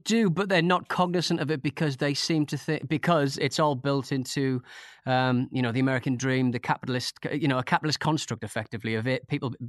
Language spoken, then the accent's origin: English; North East England, United Kingdom; moved away; when I'm not even from bloody Newcastle, I live down the road, you know. And my accent, every time I listen back to like a football ramble or something I'm on, I sort of go, God, my accent is so, it's changed so much since I left the North East.